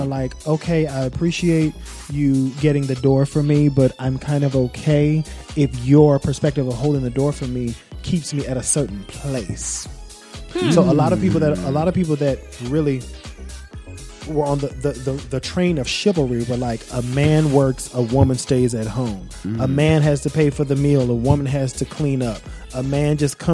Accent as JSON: {"language": "English", "region": "the South", "country": "United States", "moved": "yes", "lives_now": "New York, United States", "said": "I'm Southern"}